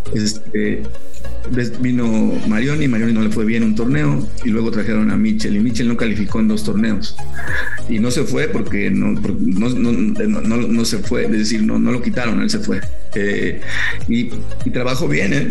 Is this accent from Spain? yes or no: no; Mexico